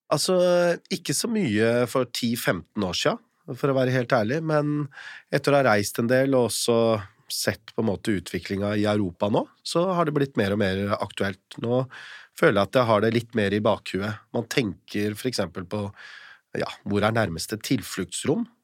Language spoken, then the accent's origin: Norwegian; Eastern Norway, Norway; jeg er født og oppvokst på Østlandet